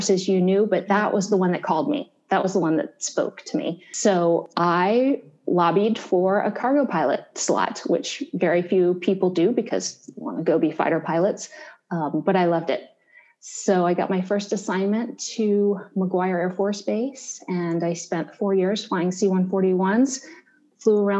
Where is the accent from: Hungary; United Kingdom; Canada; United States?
United States; Columbus, Ohio; I'm from Columbus, Ohio, born and raised